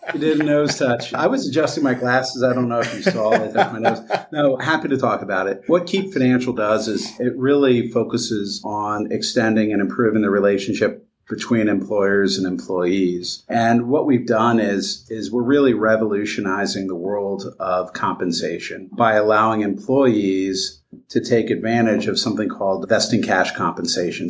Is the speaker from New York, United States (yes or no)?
no; Vineland, New Jersey, United States; I grew up in southern New Jersey, a town called Vineland, New Jersey